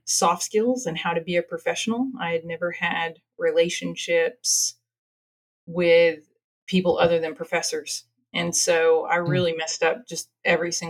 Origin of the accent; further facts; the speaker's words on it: Marshall, Texas, United States; also born or lived in Louisiana / Oxford, England; So I was born in Marshall, Texas. So I'm an East Texas girl, right out of the Arklatex. I graduated from Marshall High School